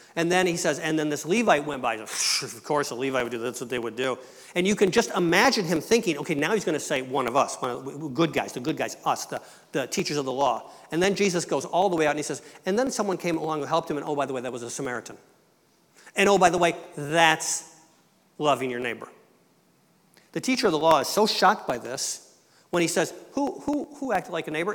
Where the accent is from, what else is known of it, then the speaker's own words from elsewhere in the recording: Michigan, United States; moved away as an adult; also born or lived in Quebec; I was born into a family that was English Canadian. I was born in Michigan. My mother and dad were both from Ontario